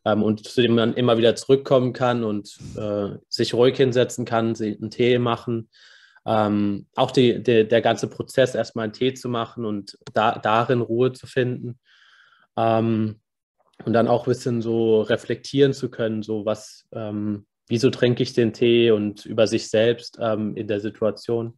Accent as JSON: {"language": "German", "town": "Karlsruhe", "region": "Baden-Württemberg", "country": "Germany", "said": "ich bin aus, aus Karlsruhe"}